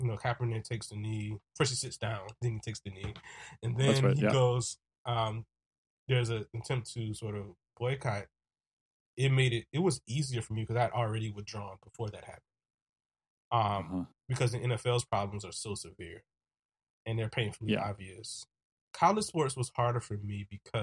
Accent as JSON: {"language": "English", "region": "South Carolina", "country": "United States", "tie": "born or raised there", "said": "my hometown, South Carolina State University"}